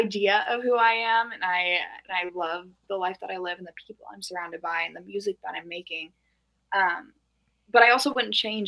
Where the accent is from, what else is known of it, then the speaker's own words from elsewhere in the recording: Norco, California, United States; I'm from Norco, California, which is like horse town USA